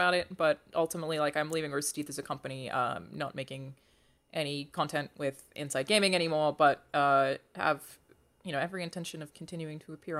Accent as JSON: {"language": "English", "country": "Australia", "said": "I'm Australian"}